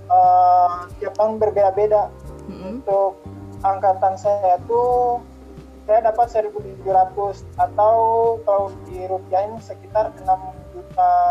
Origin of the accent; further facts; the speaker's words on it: Muna, Southeast Sulawesi, Indonesia; now in Poland; saya dari Sulawesi Tenggara Kabupaten Muna